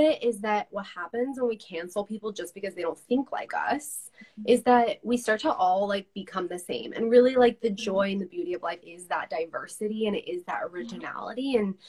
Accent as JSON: {"language": "English", "region": "California", "country": "United States", "lives_now": "Utah, United States", "said": "Because I came from California, very Democrat"}